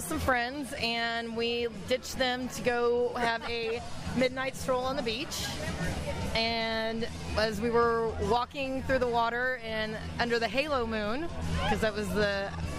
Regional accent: Dallas, Texas, United States; I'm from Dallas, Texas.

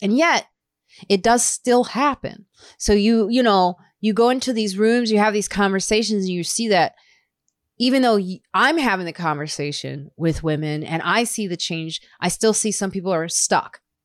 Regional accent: Highland Park, Illinois, United States; also born or lived in Chicago / suburbs of Chicago; I grew up in Highland Park, Illinois

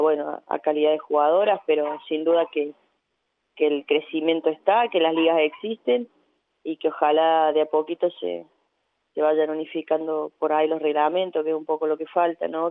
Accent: Córdoba, Argentina; moved away; yo también vengo de Córdoba, vengo del interior

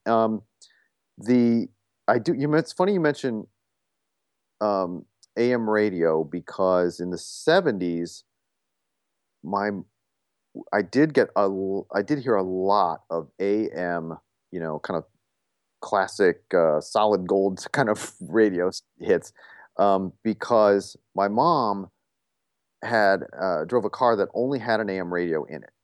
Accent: Toledo, Ohio, United States; moved away as an adult; I grew up in Toledo, Ohio.

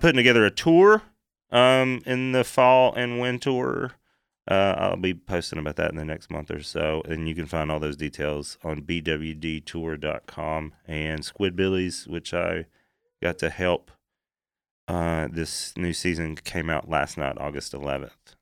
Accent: East Tennessee, United States; I come from East Tennessee

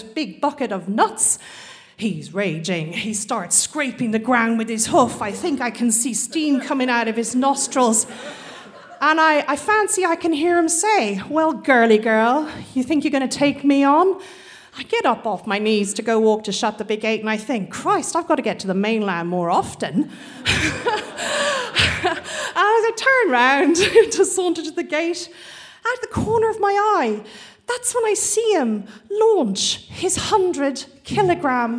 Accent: Australia; moved away as an adult; also born or lived in Scotland; some Aussie, Irish Aussie blow-in

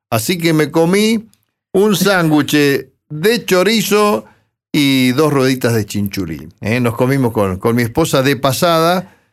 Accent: 25 de Mayo, Buenos Aires Province, Argentina; moved away

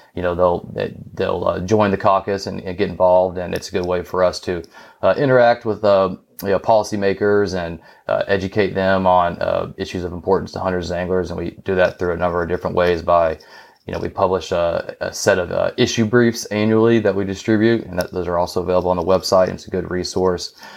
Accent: North Carolina, United States; moved away as an adult; now in Richmond, United States; I live in Richmond, Virginia. I'm from North Carolina, but I've been to Richmond about the last three years.

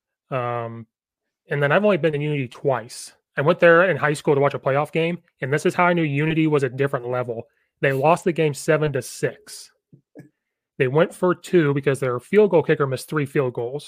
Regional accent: Fithian, Illinois, United States; I grew up in Fithian

